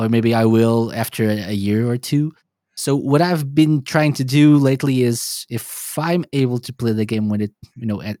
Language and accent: English; Portugal; I'm from Portugal